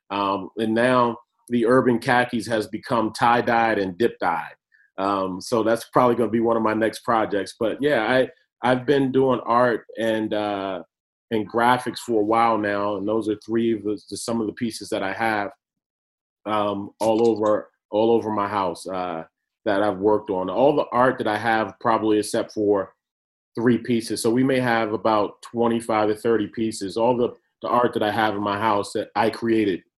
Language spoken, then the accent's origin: English; Washington, District of Columbia, United States; growing up in Washington, D.C., when D.C. was the murder capital of the world.